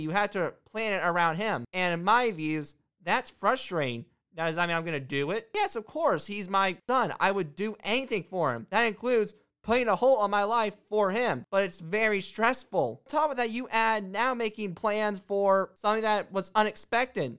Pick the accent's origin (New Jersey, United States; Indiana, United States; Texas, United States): Indiana, United States; Indiana happens to be my hometown.